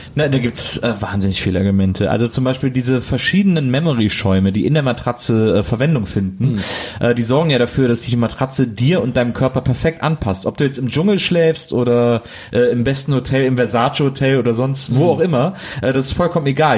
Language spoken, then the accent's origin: German; Germany; als Deutscher